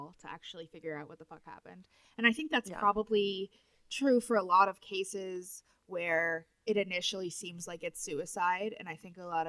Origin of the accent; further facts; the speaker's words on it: Cincinnati, Ohio, United States; I'm not from Columbus. I'm from Cincinnati